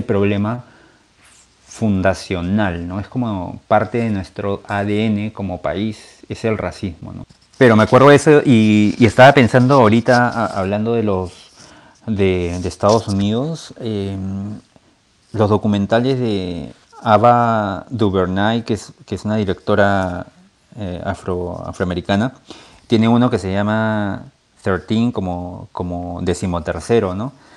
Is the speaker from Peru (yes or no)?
yes; Peru; como peruanos